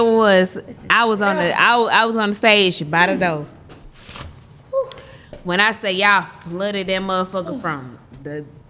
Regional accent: Atlanta, Georgia, United States; I grew up on Washington Road. I moved to Old National.

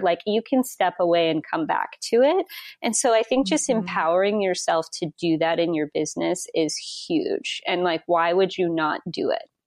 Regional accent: Wyoming, United States; moved away; I'm from Wyoming originally

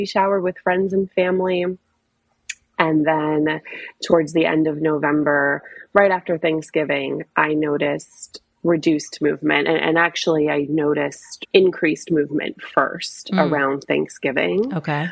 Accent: New Jersey, United States; moved away as an adult; now in Washington, DC, United States; I'm originally from New Jersey, but I've been based in DC for, almost 15 years now

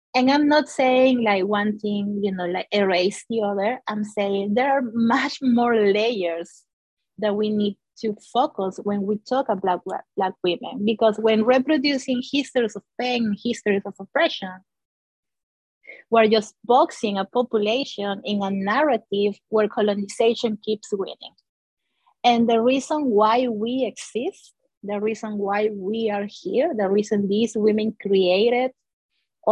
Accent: Peru; moved away as an adult; now in Toronto, Canada; I'm from Peru, and I came to do first a master's and now the PhD to U of T

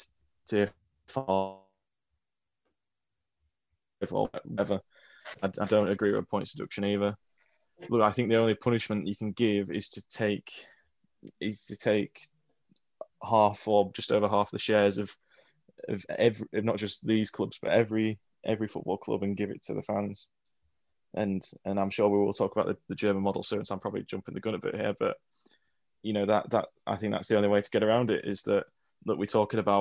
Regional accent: England, United Kingdom; we're English

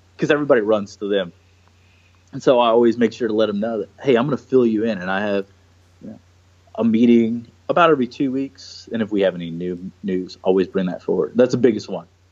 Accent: Houston, Texas, United States; also born or lived in Niterói, Brazil; grew up the rest of my life predominantly in Houston since I was five

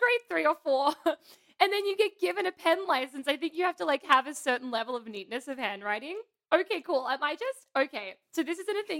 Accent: Australia; I'm Australian

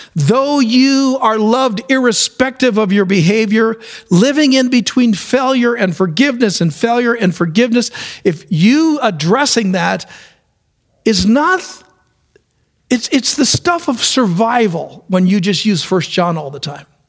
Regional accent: New York City, New York, United States; I was born in New York City. And my mom used to take us around the city

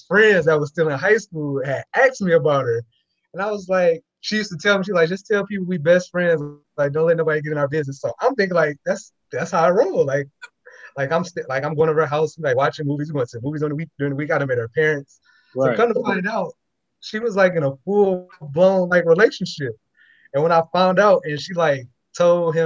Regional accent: Muskegon, Michigan, United States; I'm from Muskegon. So we had wings at lunch.

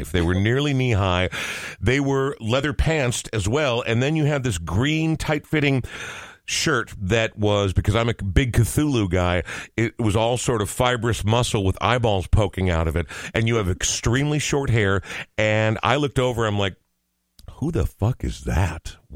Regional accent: Coon Rapids, Minnesota, United States; Growing up in Coon Rapids, which is three or four suburbs north mm-hmm. of where yeah. we are right now, north, I guess, um, yeah, no, it was it was the whitest place I've ever seen in my entire life.

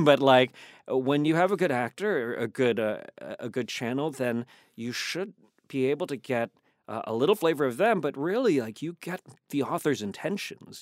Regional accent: Virginia, United States; moved away; I'm from Virginia

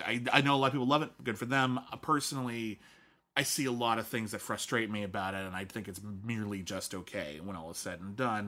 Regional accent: Scotland, United Kingdom; moved away; being Scottish

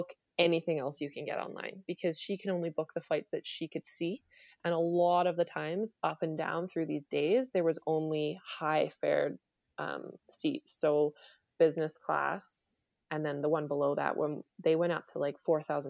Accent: England, United Kingdom; born there; just because I was born in England. So I had been there before.

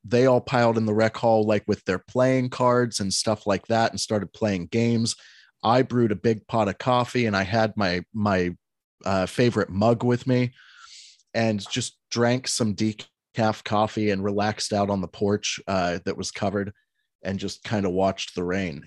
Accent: Alexandria, Pennsylvania, United States; moved away; my hometown of five hundred people and thirty-five farms.

